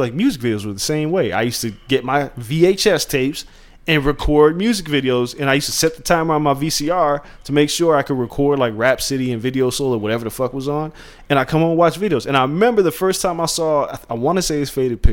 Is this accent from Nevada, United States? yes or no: yes; Las Vegas, Nevada, United States; moved away; growing up in Vegas, because it's unlike anywhere else. And I didn't know it until I left